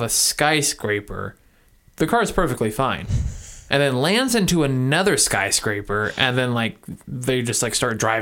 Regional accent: Kentucky, United States; Kentucky, I grew up in Kentucky, and they have dirt roads

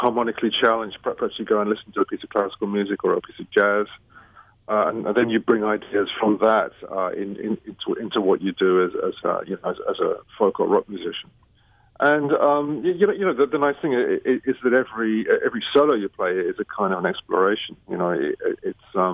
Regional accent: London, United Kingdom; growing up in London, you know, a lot of music was available there

